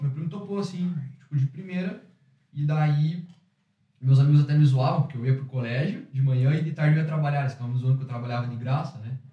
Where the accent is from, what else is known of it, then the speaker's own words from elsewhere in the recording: Curitiba, Paraná, Brazil; now in Ireland; sou brasileiro de Curitiba, eu sou empreendedor aqui na Irlanda